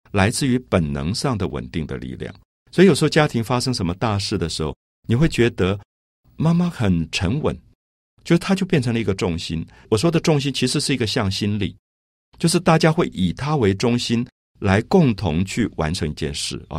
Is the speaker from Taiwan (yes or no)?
yes; Taipei, Taiwan; 我记得我小时候在台北的大龙洞这个社区